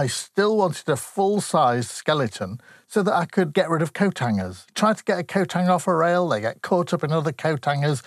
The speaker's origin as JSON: {"language": "English", "town": "Grimsby", "region": "Yorkshire and the Humber", "country": "United Kingdom", "said": "I come from Grimsby."}